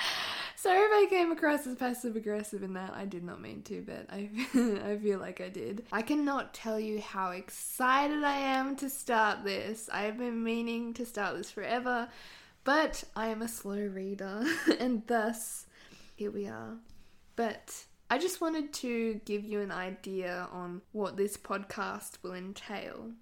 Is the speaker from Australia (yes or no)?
yes; Australia; accent: Australian; I live in Australia, if you could not tell by my accent